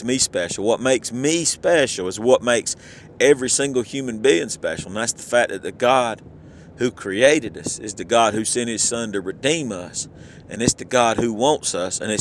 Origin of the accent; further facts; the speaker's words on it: Southern, United States; accent: Southern; I don't worry so much about how Southern I sound. My accent just comes all out